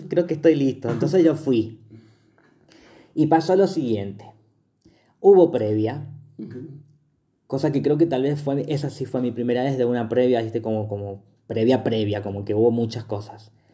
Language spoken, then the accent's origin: Spanish; Mendoza, Argentina; somos de Mendoza